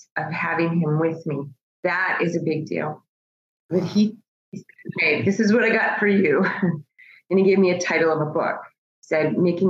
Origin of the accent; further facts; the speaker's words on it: Bismarck, North Dakota, United States; moved away as an adult; also born or lived in Virginia; now in Phoenix, United States; originally I grew up in Bismarck, North Dakota, and I lived in Virginia in the DC area for most of my adult life.